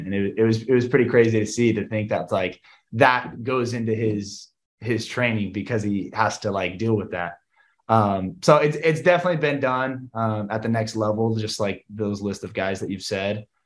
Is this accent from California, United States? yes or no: yes; Southern California, United States; growing up in Southern California